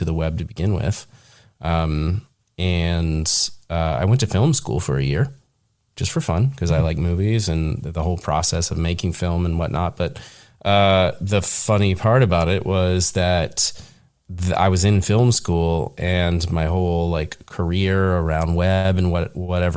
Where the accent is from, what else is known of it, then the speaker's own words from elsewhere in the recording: Cincinnati area, Northern Kentucky, United States; moved away as an adult; I grew up in the Northern Kentucky, like Cincinnati area. So it's in the Midwest